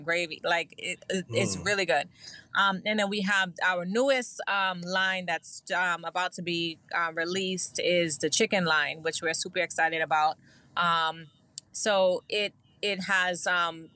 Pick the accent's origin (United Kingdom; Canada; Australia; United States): United States; New York City, New York; I'm from Brooklyn.